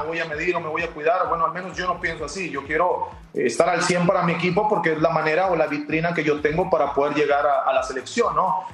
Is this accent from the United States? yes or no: no; Mexico; somos mexicanos